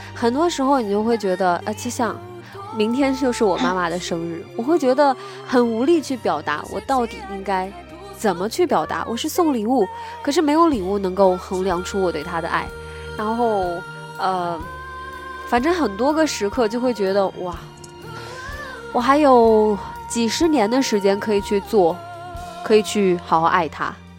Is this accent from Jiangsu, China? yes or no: yes; Nanjing, Jiangsu, China; accent: Nanjing dialect; 我们南京人在学校上学的时候一直都说南京话